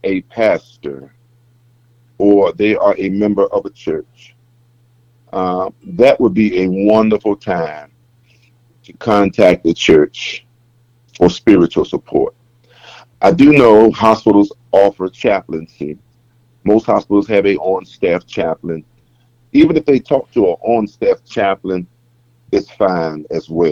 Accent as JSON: {"language": "English", "town": "Hampton", "region": "Virginia", "country": "United States", "tie": "born or raised there", "moved": "as an adult", "lives_now": "Greensboro, United States", "said": "I am originally born and raised in Hampton, Virginia. That's where I was born, raised, and educated"}